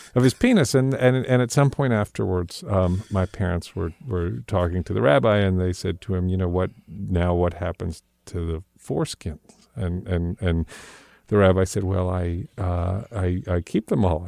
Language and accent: English; London, United Kingdom; I was born in London, England